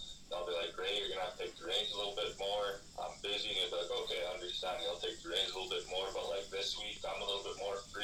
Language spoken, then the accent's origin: English; Saskatchewan, Canada; moved away as an adult; now in Alberta, Canada; I'm from Saskatchewan. I go to school in Alberta.